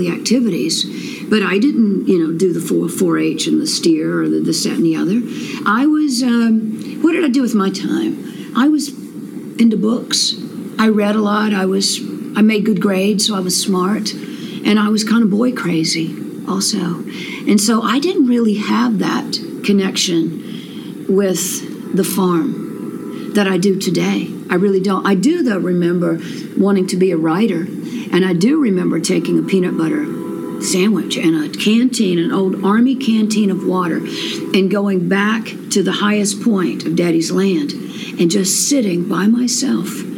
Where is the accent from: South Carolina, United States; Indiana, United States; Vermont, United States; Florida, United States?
South Carolina, United States; Anderson; I grew up in West Anderson at New Prospect.